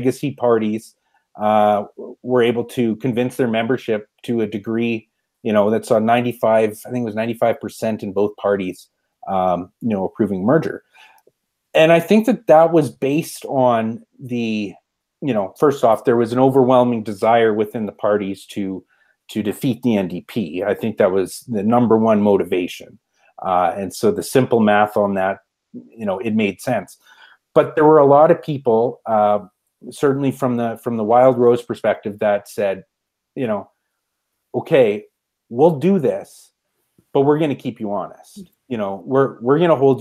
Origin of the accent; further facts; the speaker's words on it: Brooks, Alberta, Canada; I grew up in Brooks, Alberta.